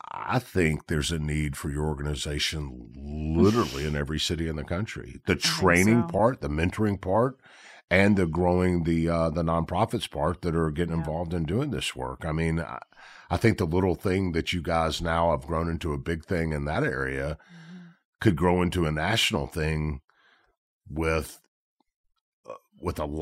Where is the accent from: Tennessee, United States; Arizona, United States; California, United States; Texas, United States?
Tennessee, United States; Memphis; I'm from Memphis